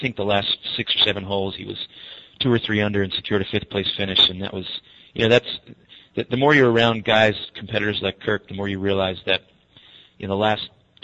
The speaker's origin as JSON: {"language": "English", "town": "Long Beach", "region": "New York", "country": "United States", "tie": "born or raised there", "said": "I grew up in Long Beach, which is about 25 miles from Manhattan, and it's South Shore"}